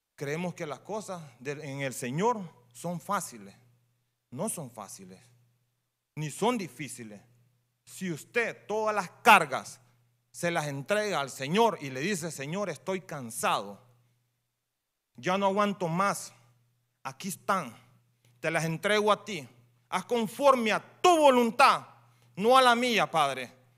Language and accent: Spanish; Honduras; Yo soy hondureño